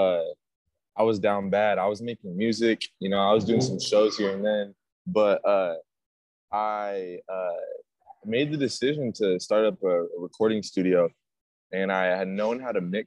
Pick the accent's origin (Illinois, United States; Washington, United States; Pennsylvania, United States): Washington, United States; small town north of Seattle; I was raised in a small town north of Seattle, 45 minutes. Lived in Seattle pretty much my whole life, Seattle area pretty much my whole life.